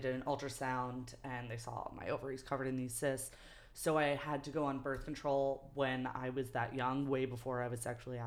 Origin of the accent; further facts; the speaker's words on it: New York City, New York, United States; also born or lived in Manhattan / Brooklyn; born and raised in New York